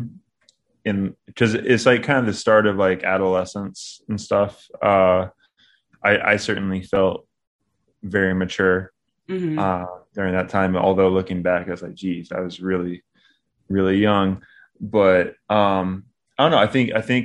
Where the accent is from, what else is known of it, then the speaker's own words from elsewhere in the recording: Knoxville, Tennessee, United States; accent: country; also born or lived in Long Beach, California / Crossville, Tennessee; now in Nashville, United States; I like grew up most of like my adolescence in around Knoxville.